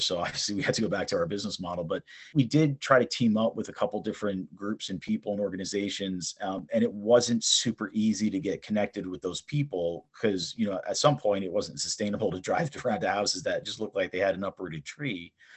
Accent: East Brunswick, New Jersey, United States; also born or lived in Southern California / Istanbul, Turkey; I was born and raised in New Jersey in East Brunswick

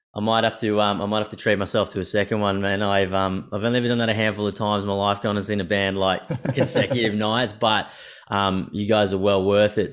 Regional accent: Brisbane, Queensland, Australia; moved away; I'm from Brisbane initially

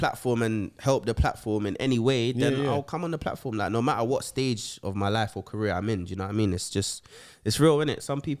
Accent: London, United Kingdom; I'm from West London.

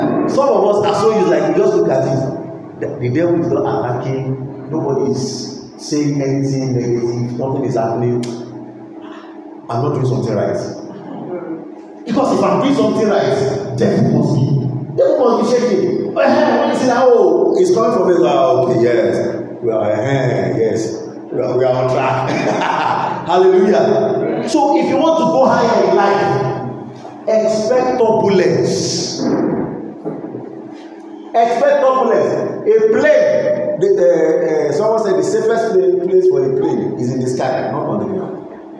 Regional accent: Lagos, Nigeria; Maybe because I grew up in Lagos

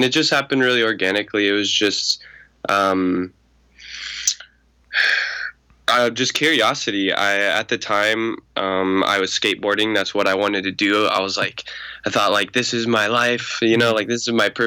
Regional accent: Chandler, Arizona, United States; I'm from Chandler, Arizona

